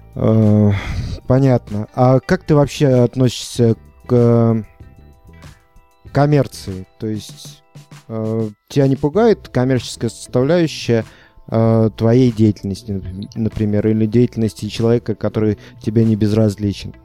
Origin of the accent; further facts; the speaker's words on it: Unecha, Bryansk Oblast, Russia; моего родного города Унеча